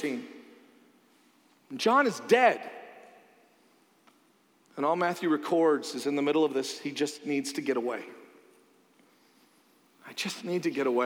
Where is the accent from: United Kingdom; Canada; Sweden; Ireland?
Canada; now in United States; I'm Canadian